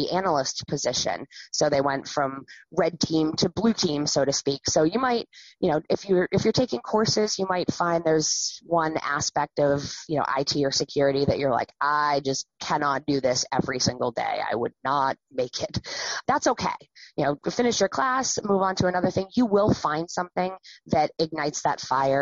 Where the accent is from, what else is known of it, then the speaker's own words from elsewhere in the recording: Wells, Maine, United States; I grew up around the Wells area